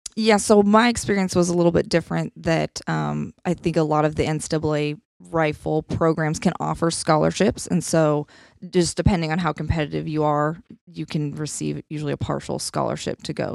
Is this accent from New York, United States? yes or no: no; Nebraska, United States; also born or lived in Alabama; now in Columbia, Missouri, United States; I grew up in Nebraska